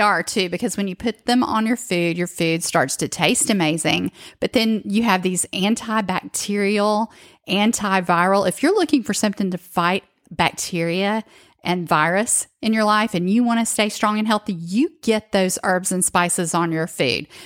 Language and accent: English; the South, United States; growing up, especially in the South, like I did